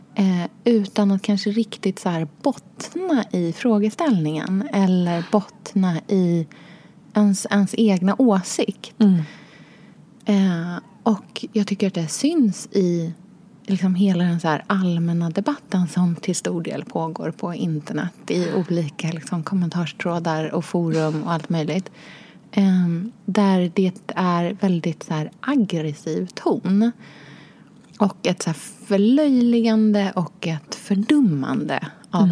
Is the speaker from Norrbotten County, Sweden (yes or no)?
no; Norrköping, Östergötland, Sweden; also born or lived in Australia / Enskede, Stockholm; now in Stockholm, Sweden; jag är då uppvuxen i Norrköping och i Australien hos pappa